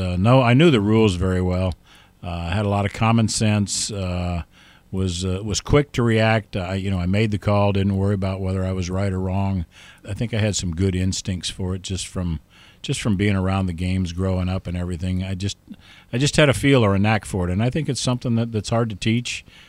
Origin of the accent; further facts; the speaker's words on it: Ohio, United States; Yeah, growing up in Ohio, Mark, I participated in, of course, Little League baseball, grade school, junior high school sports, and up through my high school level.